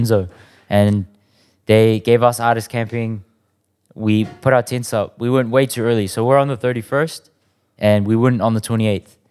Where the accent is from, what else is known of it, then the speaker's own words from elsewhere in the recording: South Auckland, New Zealand; growing up around South, you'd hear people saying that's ammo